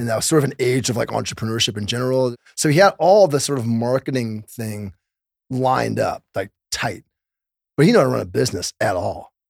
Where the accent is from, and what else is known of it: Los Angeles, California, United States; born or raised there